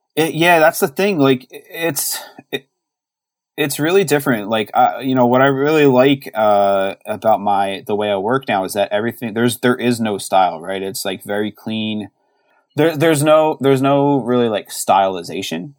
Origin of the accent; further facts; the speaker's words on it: Philadelphia, Pennsylvania, United States; now in Baltimore, United States; growing up in Philly